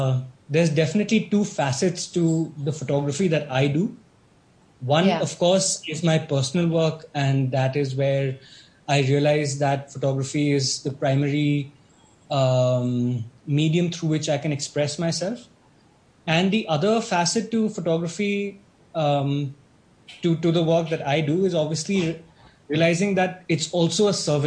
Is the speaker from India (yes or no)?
yes; Shillong, Meghalaya, India; now in Mumbai, India; I'm based out of Bombay. I am from Shillong